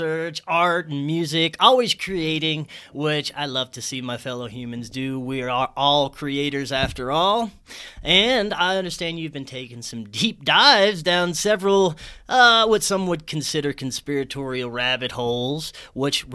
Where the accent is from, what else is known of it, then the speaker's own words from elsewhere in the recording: Southern Louisiana, United States; moved away as an adult; also born or lived in Florida; Jason and I grew up in the same hometown